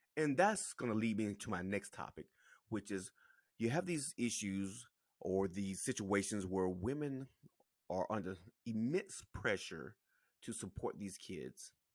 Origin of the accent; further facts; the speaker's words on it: South Carolina, United States; I'm from South Carolina